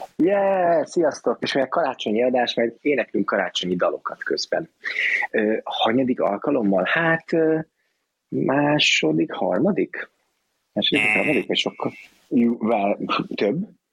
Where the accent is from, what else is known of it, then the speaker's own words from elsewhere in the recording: Hungary; én magyar vagyok